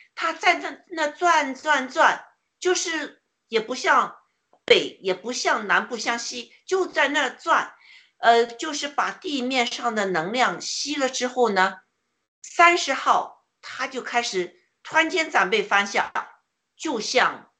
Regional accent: China; 我们中国人

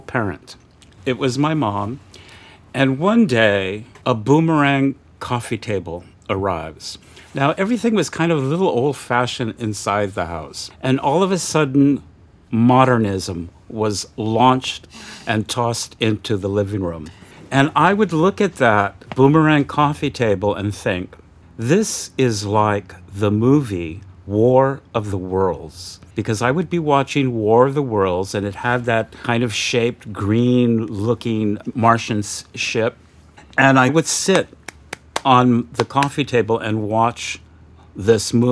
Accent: Los Angeles, California, United States; I grew up in Los Angeles.

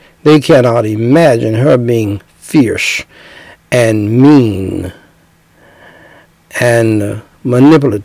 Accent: United States; those of us who were born and raised in America

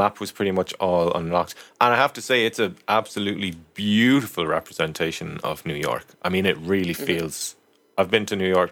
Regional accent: Ireland; I come from Ireland

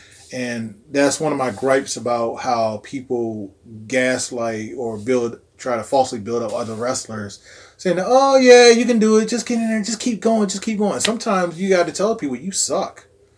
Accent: New York, United States; also born or lived in Virginia; Like, I know I'm from New York and to Virginia

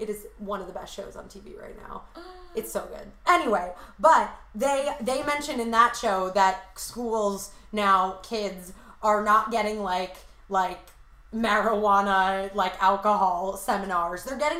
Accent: Commack, New York, United States; I'm from Long Island. Long Island, it's fine. Did I enjoy growing up there? Yes, I enjoyed growing up there.

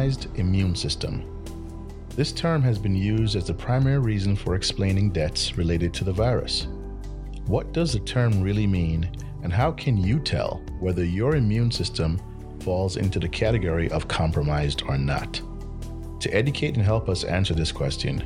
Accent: Jamaica; we're Jamaican

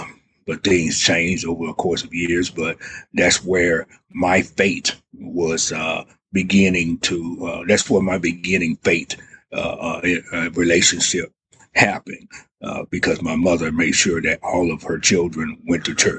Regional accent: Houston, Texas, United States; I recall as a little boy growing up in Fifth Ward

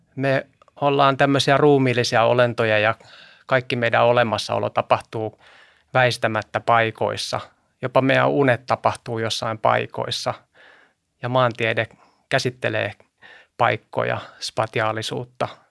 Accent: Helsinki, Uusimaa, Finland; also born or lived in Sipoo; Mä oon kotoisin Vartiokylästä mm. Itä-Helsingistä

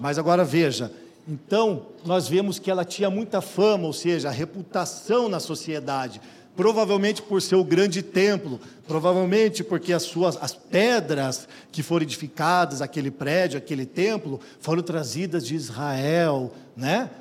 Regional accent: Curitiba, Paraná, Brazil; eu sou curitibano mesmo

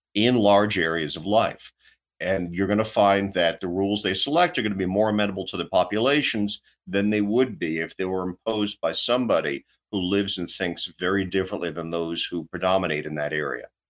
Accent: New York City, New York, United States; moved away; I'm originally uh, raised and born, you know, born and raised in New York City myself

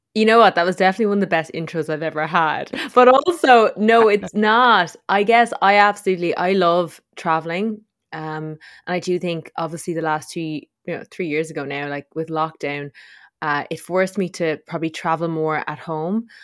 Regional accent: Tipperary, Munster, Ireland; moved away as an adult; also born or lived in Dublin; we grew up on Steveland-Mon Mountain down in Tipperary

